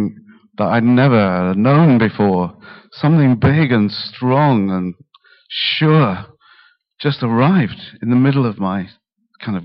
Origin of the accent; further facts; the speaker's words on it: Yorkshire and the Humber, United Kingdom; now in Harlow, United Kingdom; I grew up in Yorkshire